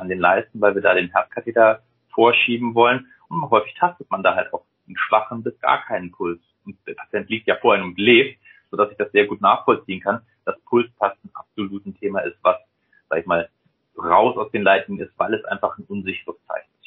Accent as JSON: {"language": "German", "region": "Rhineland", "country": "Germany", "moved": "yes", "lives_now": "Hamburg, Germany", "said": "Ja, also ich komme aus dem Rheinland, deswegen so der Rheinländer an für sich"}